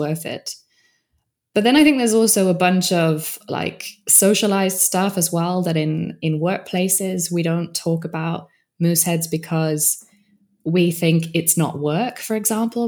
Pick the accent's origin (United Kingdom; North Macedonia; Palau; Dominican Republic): United Kingdom; I'm British